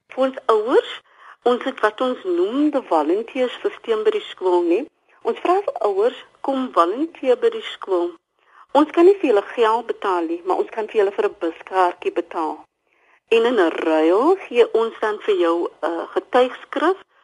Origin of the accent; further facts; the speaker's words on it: Cape Town, Western Cape, South Africa; Ek is dametjie wat van die Kaapse vlakte af kom.